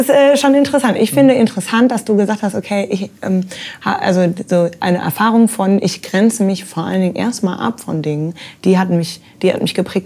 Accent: Ruhr area, North Rhine-Westphalia, Germany; wo ich herkomme, so ja. dieses Ruhrgebietsding

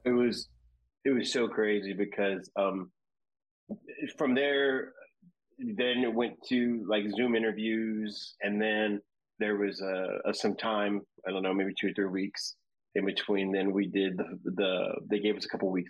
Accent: Seguin, Texas, United States; also born or lived in San Antonio, Texas; I was born in San Antonio. Um, then I moved to the outskirts, a little town named Seguin

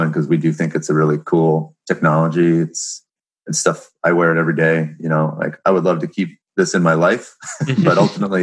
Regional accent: Seattle, Washington, United States; I'm born and raised in Seattle

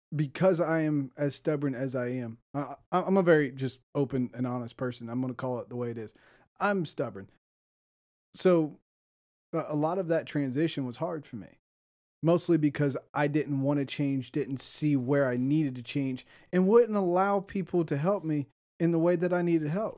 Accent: Ohio, United States; moved away as an adult; I'm from Ohio

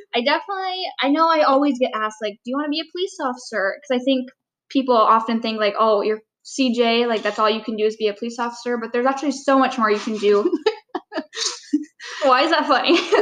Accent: Marquette, Michigan, United States; also born or lived in Calumet, Michigan; I lived there for about eight years and then moved to Marquette

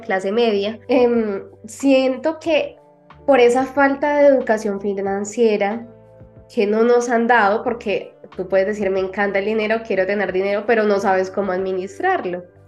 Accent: Colombia; … de Colombia

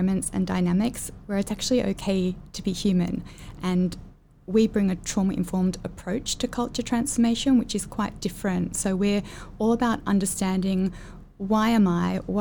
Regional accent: Australia; moved away as an adult; now in Singapore; I'm from Australia

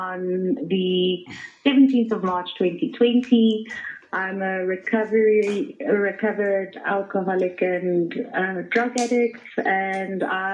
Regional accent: Centurion, Gauteng, South Africa; also born or lived in Thunderbale Park; now in Johannesburg, South Africa; I was born in Thunderbale Park, and I sort of moved from Thunderbale Park to Centurion, and I grew up there.

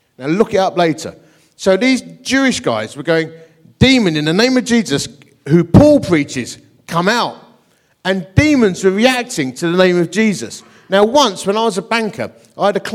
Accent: Essex, East of England, United Kingdom; also born or lived in Dagenham; I come from Essex

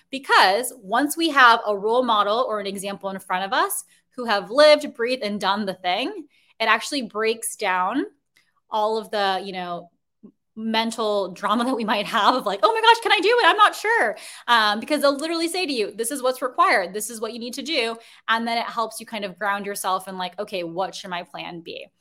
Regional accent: Chicago, Illinois, United States; now in Brooklyn, New York, United States; I'm originally from Chicago

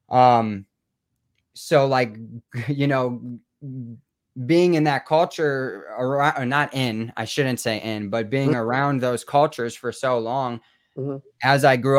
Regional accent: Rockford, Illinois, United States; moved away; also born or lived in Chicago / Milwaukee; growing up in Rockford

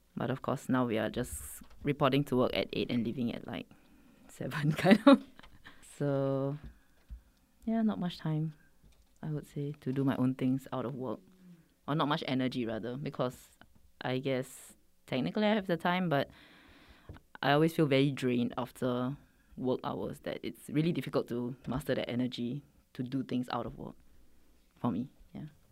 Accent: Singapore; now in Korea; I'm a Singaporean working in marketing, in a mar-, marketing department here in Korea

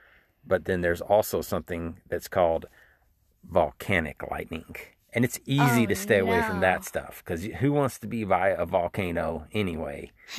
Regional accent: the South, United States; now in Tennessee, United States; So we're from the South, aren't we? Where do we live?

